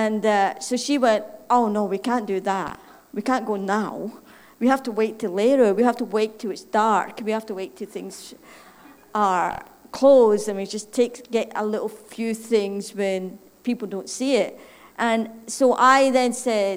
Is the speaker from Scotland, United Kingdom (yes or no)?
yes; Scotland, United Kingdom; accent: Scottish; moved away; My funny accent, in case somebody wants to figure out, is Scottish